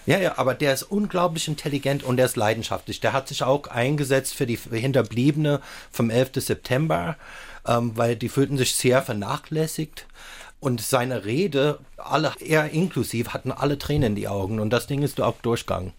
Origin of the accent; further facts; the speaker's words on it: Southern California, United States; German is a second language; moved away as an adult; also born or lived in Palatinate, Germany; now in Saarland, Germany; ich bin ja auch in Südkalifornien aufgewachsen